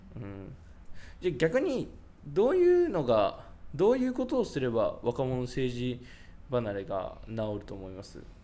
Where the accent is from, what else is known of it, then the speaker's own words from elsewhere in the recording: Yamanashi, Japan; 僕はその山梨出身なんですけど